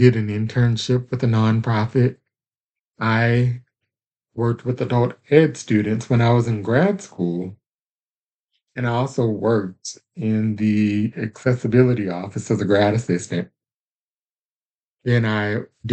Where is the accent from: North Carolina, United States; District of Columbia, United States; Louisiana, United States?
Louisiana, United States; moved away as an adult; also born or lived in Tyler, Texas; I do come from the state of Louisiana. That's where I was born and raised